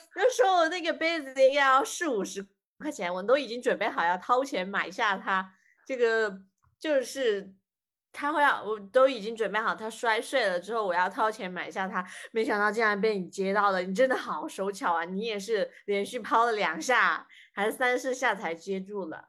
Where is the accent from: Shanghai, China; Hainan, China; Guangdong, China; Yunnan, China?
Guangdong, China; 因为我们是广东人